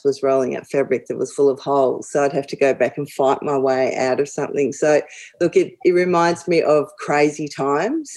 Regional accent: Melbourne, Victoria, Australia; as a girl growing up in Doncaster, we used to drive into the city

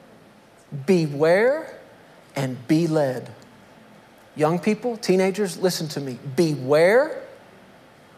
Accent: Texas, United States; I'm a Texan

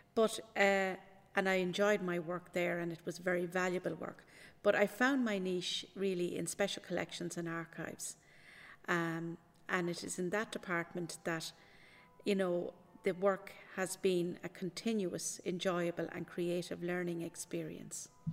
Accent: Maynooth, County Kildare, Ireland; I am from Maynooth, I'm a Maynooth native

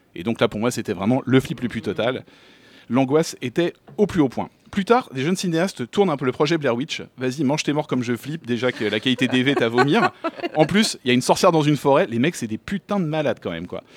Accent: Paris, Île-de-France, France; born or raised there

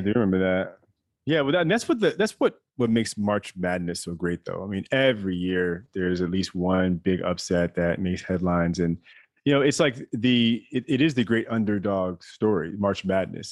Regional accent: Maryland, United States; I was raised in Maryland

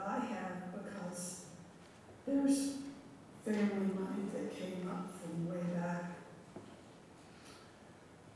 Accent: the South, United States; moved away; growing up in the South in the 60s and 70s

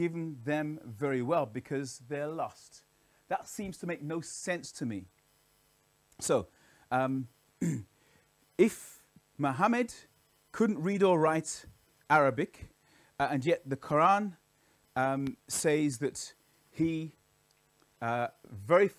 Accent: Birmingham, West Midlands, United Kingdom; I'm from Birmingham, actually. I grew up in Alum Rock as a little child.

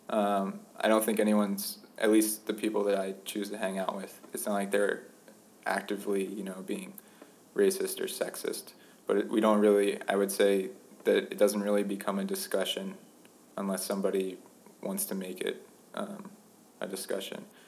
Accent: Pennsauken, New Jersey, United States; moved away as an adult; also born or lived in Minnesota; now in Ithaca, United States; I grew up in Pennsauken, which is a suburb of Philadelphia

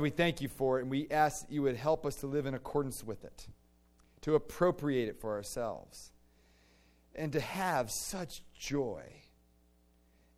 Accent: Virginia, United States; I grew up in the Diocese of Delightful. Because in Virginia, you know, you'd go to diocesan convention

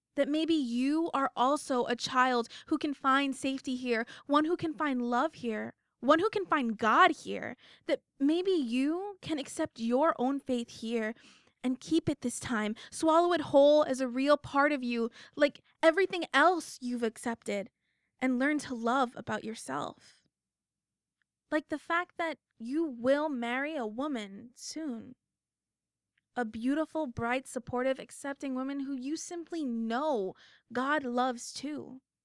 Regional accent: United States; I'm the American

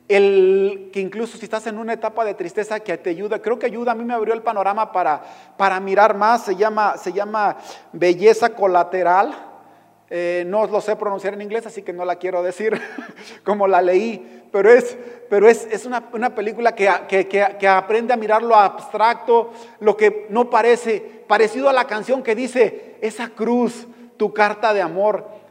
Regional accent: Mexico; como mexicano

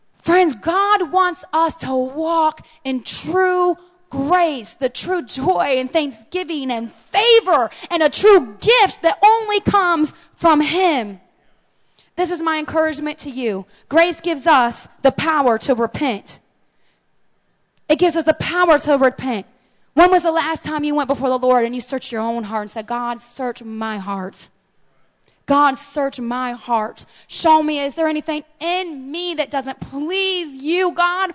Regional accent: United States; as American Christians

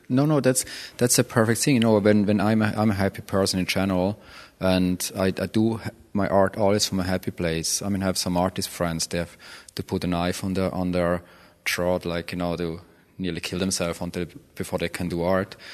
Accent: Switzerland; moved away; growing up in Switzerland for sure, country club of the planet

